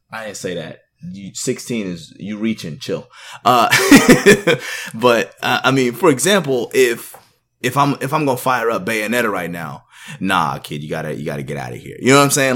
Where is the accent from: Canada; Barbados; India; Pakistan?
Canada; also born or lived in Jamaica (ancestry); now in United States; I'm born in Canada, actually. I was born in Canada, but I now live in the U S